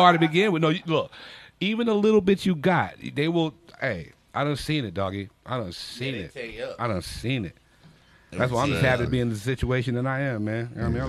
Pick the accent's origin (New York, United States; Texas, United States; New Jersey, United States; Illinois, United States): New Jersey, United States; Mount Holly; born there; also born or lived in Philadelphia; I was born in Mount Holly, yo.